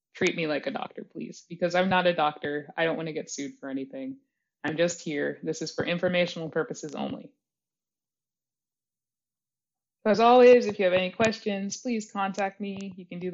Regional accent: Belmont, Massachusetts, United States; also born or lived in New York; now in Baltimore, United States; Belmont, when I was growing up there

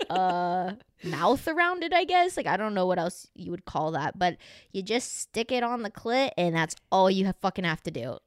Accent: the South, United States; I grew up in the South

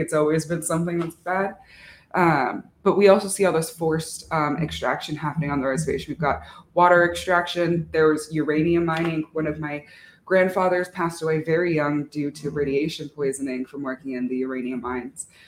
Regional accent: Arizona, United States; I'm from Navajo Nation, Dineta, uh, in Arizona

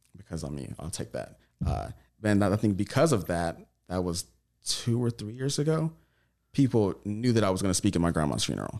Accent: Tyler, Texas, United States; now in Los Angeles, United States; I'm from Tyler, Texas

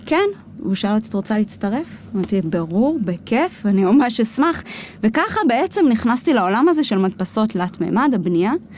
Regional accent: Israel; also born or lived in United States; נולדתי בכלל בארצות הברית, ההורים שלי גרו שם תקופה של עשר שנים. אה, אני נולדתי שם באמצע, והחזרה לחזור לארץ

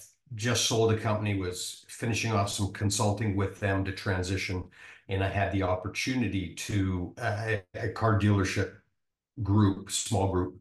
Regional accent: Vancouver, British Columbia, Canada; now in Nebraska, United States; I grew up in Vancouver, Canada. I live in Nebraska now

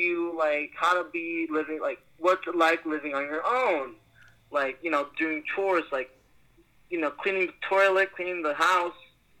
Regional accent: New York, United States; I even got to meet people from my hometown, New York.

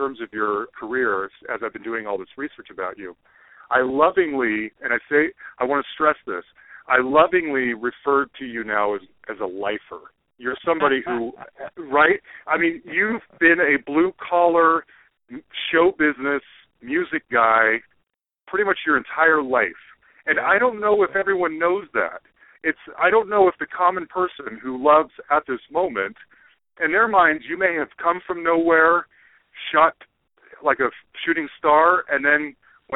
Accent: Salt Lake City, Utah, United States; I grew up in Salt Lake City, Utah

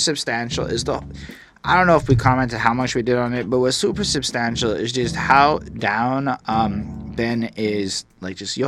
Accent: Montreal, Quebec, Canada; I'm from Montreal, where the hood is apartments

